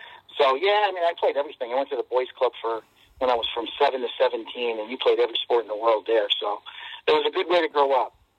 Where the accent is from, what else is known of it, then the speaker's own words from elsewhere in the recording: New Britain, Connecticut, United States; I was supposed to go to New Britain High School, and last minute, when I was in 10th grade, I transferred to Pulaski High School, which was the school on the other side of town.